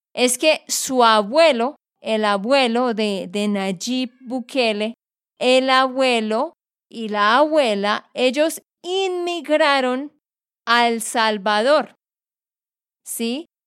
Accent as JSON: {"language": "Spanish", "region": "Santander", "country": "Colombia", "said": "de Santander, Colombia."}